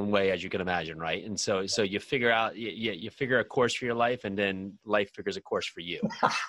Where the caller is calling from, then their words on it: New Jersey, United States; Wonderful New Jersey.